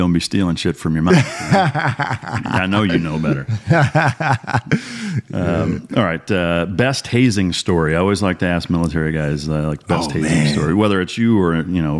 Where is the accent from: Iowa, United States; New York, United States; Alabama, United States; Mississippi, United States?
Iowa, United States; moved away as an adult; I grew up in Iowa. I've lived here for over a decade.